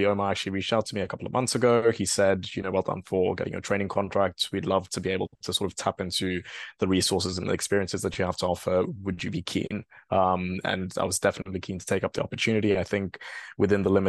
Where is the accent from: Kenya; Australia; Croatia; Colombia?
Kenya; moved away as an adult; also born or lived in Bristol, United Kingdom / London, United Kingdom; now in United Kingdom; I am a Kenyan national